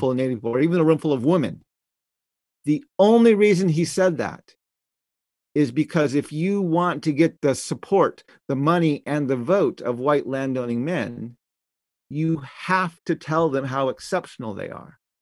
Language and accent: English; United States; we, as Americans